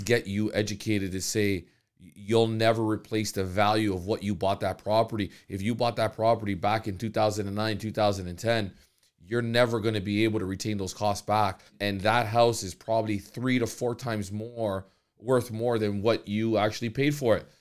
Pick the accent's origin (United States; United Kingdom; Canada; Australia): Canada; the opportunities that are given to us as Canadians.